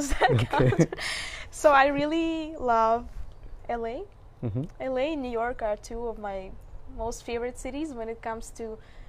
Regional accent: Moscow, Russia; Yeah, so I'm half Russian, half South Indian. But I grew up in Moscow, and I guess it kind of shaped me in a kind of diverse way

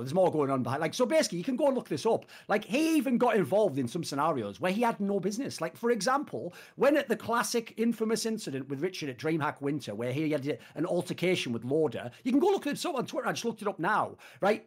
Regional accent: United Kingdom; I'm British

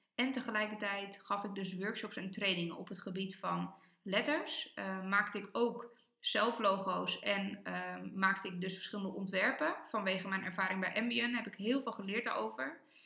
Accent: Almere, Flevoland, Netherlands; moved away; En ik groeide op in Almere in een superfijne wijk dicht bij het bos

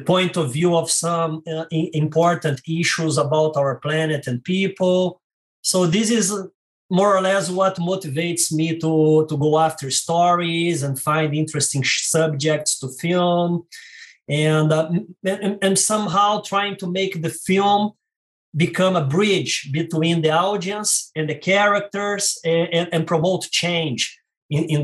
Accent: Rio de Janeiro, Brazil; English is a second language; moved away as an adult; now in San Diego, United States; as you can notice by my accent, I am Brazilian and from Rio de Janeiro

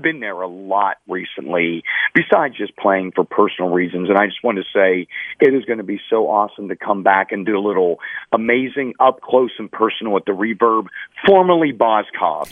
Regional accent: Pittsburgh, Pennsylvania, United States; moved away; I was born in Pittsburgh and raised there

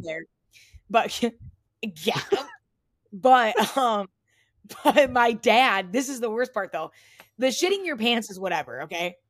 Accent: Toledo, Ohio, United States; my hometown

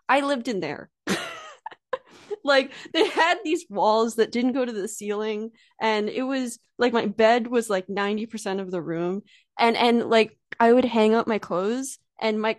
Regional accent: Allentown, Pennsylvania, United States; accent: American; also born or lived in New York; I grew up in Allentown, Pennsylvania, which is right outside of Philadelphia.

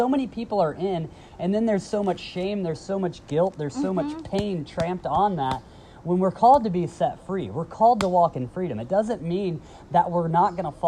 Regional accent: the South, United States; moved away; we grew up in the South

